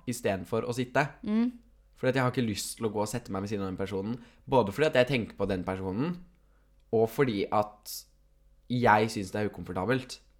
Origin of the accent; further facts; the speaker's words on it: Fredrikstad, Østfold, Norway; Ja, jeg er fra Fredrikstad, vet du.